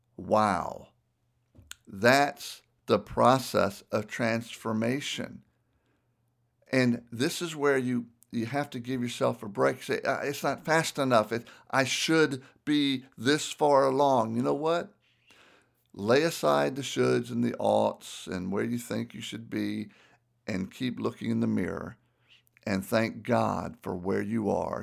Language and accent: English; Southern, United States; accent: Southern; my Southern accent